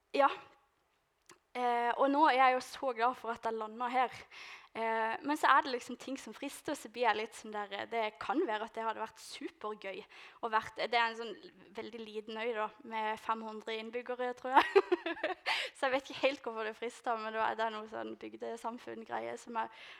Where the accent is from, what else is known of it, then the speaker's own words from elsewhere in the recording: Lista, Agder, Norway; moved away; jeg skal hjem til Lista